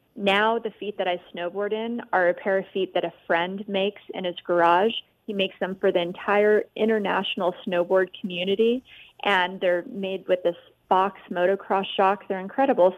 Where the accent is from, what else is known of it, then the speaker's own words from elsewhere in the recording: Las Vegas, Nevada, United States; growing up in Vegas